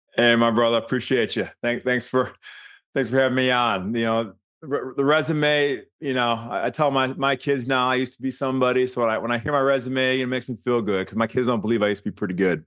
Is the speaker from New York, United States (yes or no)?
no; Birmingham, Michigan, United States; moved away; I grew up in Birmingham, suburb of, of Detroit